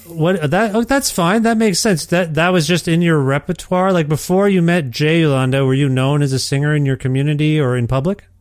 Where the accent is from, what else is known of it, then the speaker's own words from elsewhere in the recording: Ontario, Canada; now in Alberta, Canada; I'm from Ontario and we have all the seasons